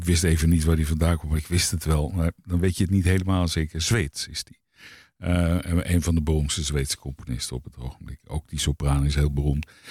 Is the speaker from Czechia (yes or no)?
yes; Czechia; Dutch is a second language; Smetana is natuurlijk heel erg eh, eh, beroemd om eh, mijn vaderland.